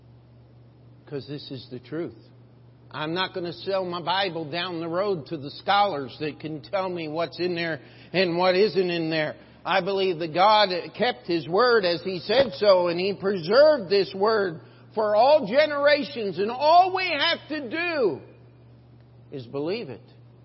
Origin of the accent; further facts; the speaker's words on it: United States; I have as an American